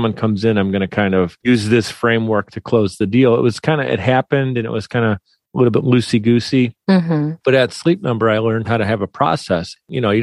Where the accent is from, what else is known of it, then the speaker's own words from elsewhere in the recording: Buffalo, New York, United States; We're from Buffalo, New York